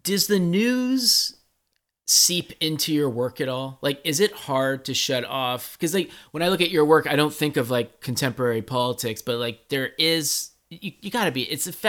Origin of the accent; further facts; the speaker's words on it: San Francisco area, California, United States; growing up in San Francisco area